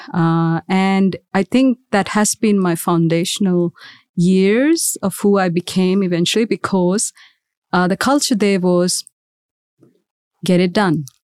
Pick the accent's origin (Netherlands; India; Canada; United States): India; Mumbai, Maharashtra; moved away as an adult; now in Australia; I was raised in India, in Mumbai to be specific